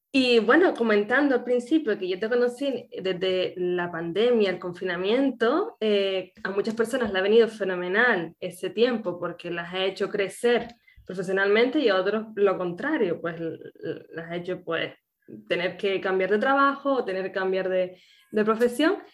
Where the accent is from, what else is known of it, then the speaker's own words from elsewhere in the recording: Canary Islands, Spain; nacida en Canarias